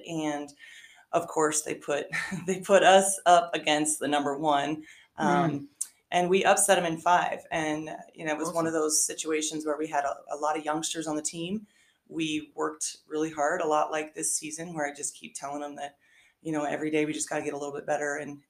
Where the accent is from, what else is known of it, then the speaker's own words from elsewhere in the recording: Walkerton, Indiana, United States; moved away as an adult; also born or lived in Michigan; I grew up in Walkerton, Indiana, very small town. We actually called it Walkertucky, just in that it was really that small.